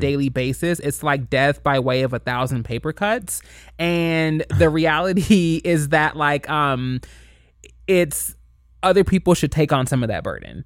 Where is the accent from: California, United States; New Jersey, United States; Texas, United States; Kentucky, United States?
Kentucky, United States; moved away; I grew up in Kentucky. I grew up in the Bible Belt